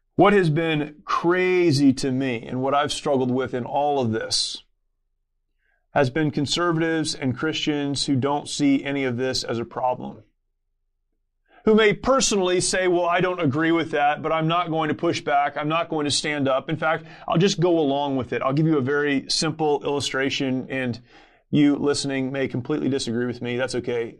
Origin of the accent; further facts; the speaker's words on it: Southern California, United States; I grew up here in Southern California